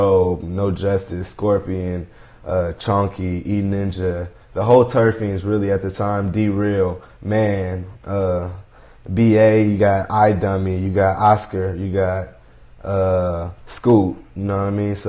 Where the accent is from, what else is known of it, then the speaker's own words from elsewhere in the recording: Fairfield, California, United States; also born or lived in Oakland, California / San Francisco, California; I grew up in Fairfield, California